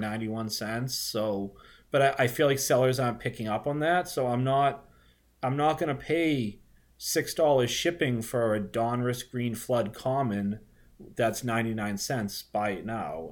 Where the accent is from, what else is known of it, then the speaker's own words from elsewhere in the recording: Boston, Massachusetts, United States; accent: Boston; I'm a Boston guy, if you can't tell from my disgusting accent